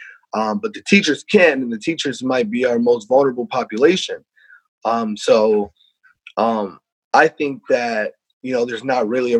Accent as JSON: {"language": "English", "region": "Iowa", "country": "United States", "moved": "as an adult", "lives_now": "Rhode Island, United States", "said": "I'm from Iowa"}